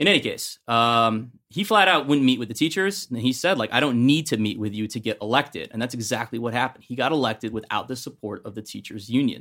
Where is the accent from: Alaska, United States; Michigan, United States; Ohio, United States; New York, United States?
Ohio, United States; now in New Jersey, United States; I'm from Ohio